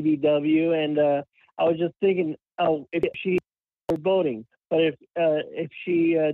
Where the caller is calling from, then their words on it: Florida, United States; I'm calling from Florida.